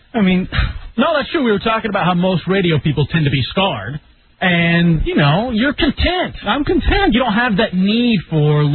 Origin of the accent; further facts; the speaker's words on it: Dallas, Texas, United States; as I was growing up in Dallas, Texas